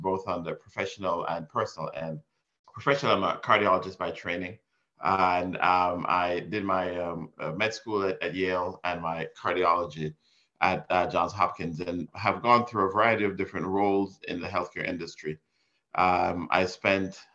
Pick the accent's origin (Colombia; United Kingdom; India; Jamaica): Jamaica; moved away; also born or lived in Miami, Florida, United States; I was born in Jamaica and raised partially in Miami and partially in Jamaica.